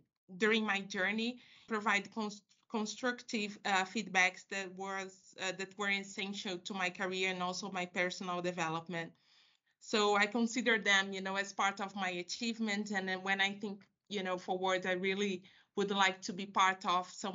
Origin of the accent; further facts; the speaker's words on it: Rio de Janeiro, Brazil; I'm from Rio de Janeiro, and I was raised by a very strong woman